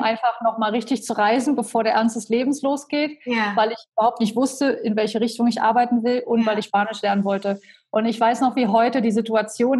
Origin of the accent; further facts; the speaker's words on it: Köthen, Saxony-Anhalt, Germany; moved away as an adult; also born or lived in Berlin; ich bin aufgewachsen in Köthen in Sachsen-Anhalt